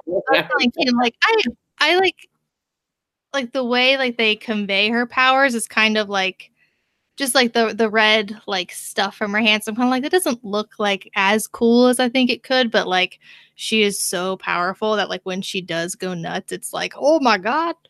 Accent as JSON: {"language": "English", "country": "United States", "said": "as an American"}